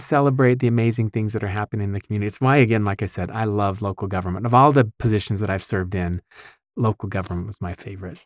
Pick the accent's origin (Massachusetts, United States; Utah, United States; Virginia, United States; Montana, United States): Utah, United States; West Bountiful; I actually grew up in West Bountiful